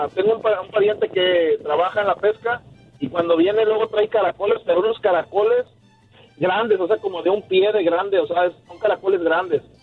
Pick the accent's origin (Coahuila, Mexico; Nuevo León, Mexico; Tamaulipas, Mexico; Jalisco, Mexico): Tamaulipas, Mexico; Tampico; yo soy de Tampico, Tamaulipas, allá pues puro marisco